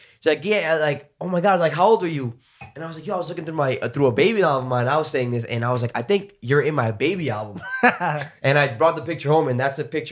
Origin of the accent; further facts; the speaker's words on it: Providence, Rhode Island, United States; I've been growing up in like independent private schools since I was in like third grade. So it was like the Gordon School in East Providence and then Providence Country Day, mm-hmm. which is my high school.